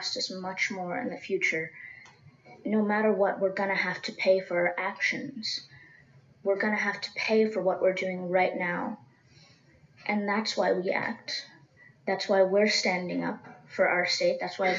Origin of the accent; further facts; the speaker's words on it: Seminole Indian Reservation, Florida, United States; I grew up on the Seminole Indian Reservation